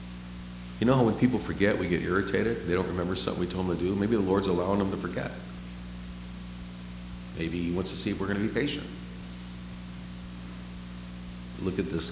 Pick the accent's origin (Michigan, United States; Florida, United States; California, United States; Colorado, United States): California, United States; San Francisco; moved away; I'm from San Francisco